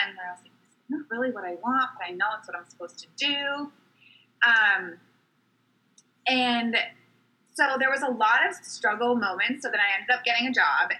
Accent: Fairfield County, Connecticut, United States; I grew up in Fairfield County, so on the East Coast

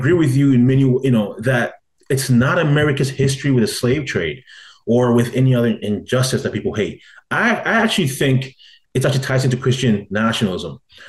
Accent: Ghana; as a Ghanaian, where my people were brutally enslaved by other more powerful tribes

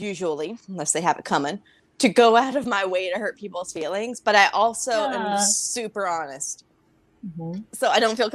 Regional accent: California, United States; moved away; I'm from California.

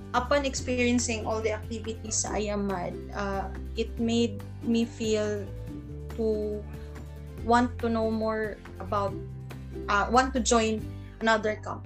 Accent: Cagayan de Oro, Northern Mindanao, Philippines; from Cagayan de Oro City

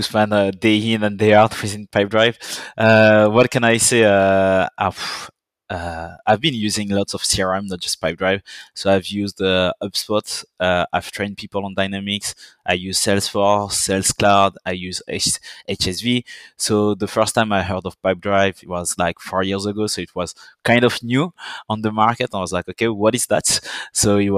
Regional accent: Guadeloupe; accent: French; English is a second language; also born or lived in Paris, France / Dijon, France; now in London, United Kingdom; I grew up in a French island that everyone might know for Death in Paradise

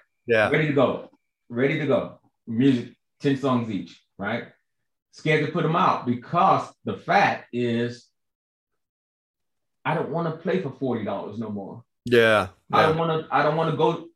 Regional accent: Chicago, Illinois, United States; moved away as an adult; also born or lived in California; now in Georgia, United States; I'm from Chicago, as you know, and South Side of Chicago, Ida B. Wells Projects, and so growing up, hearing everybody on my block

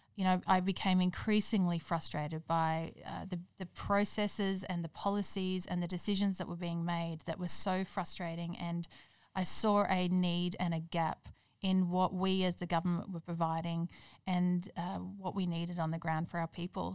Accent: Toowoomba, Queensland, Australia; moved away as an adult; also born or lived in Perth; now in Brisbane, Australia; I grew up in Toowoomba, moved down here to Brisbane to go to university

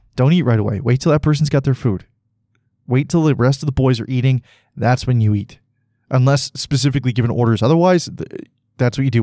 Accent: Canada

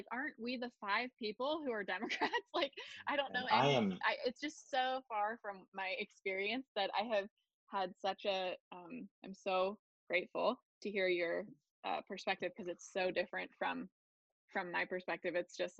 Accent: Pennsylvania, United States; now in Silicon Valley, United States; I'm from Pennsylvania.

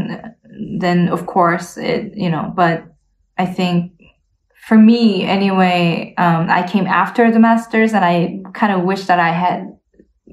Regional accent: Canada; moved away as an adult; also born or lived in South Korea / United States / Leipzig, Germany; now in Berlin, Germany; I grew up in both in Korea and Canada, but, so, I grew up in a very small town in Canada

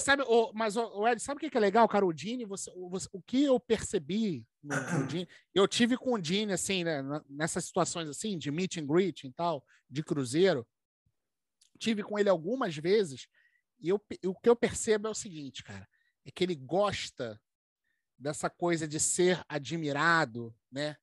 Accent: Rio de Janeiro, Brazil; Nós somos do Brasil.

